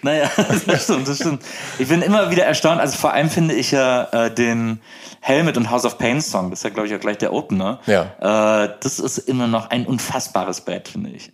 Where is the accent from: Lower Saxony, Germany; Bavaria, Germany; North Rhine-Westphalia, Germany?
North Rhine-Westphalia, Germany; Wesseling; also born or lived in Bonn; Ich bin äh, in Wesseling aufgewachsen, das ist genau zwischen Köln und Bonn.